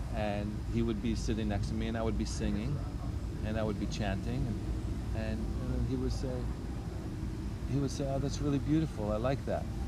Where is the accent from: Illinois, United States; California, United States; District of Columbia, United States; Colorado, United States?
Illinois, United States; Skokie; also born or lived in Chicago, Illinois / northern Wisconsin; I grew up in Skokie, Illinois